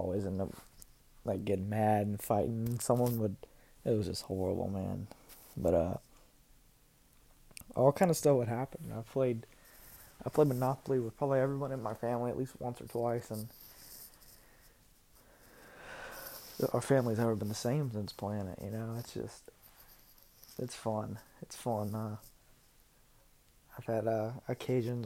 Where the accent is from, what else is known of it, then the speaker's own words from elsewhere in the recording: South Carolina, United States; I'm from South Carolina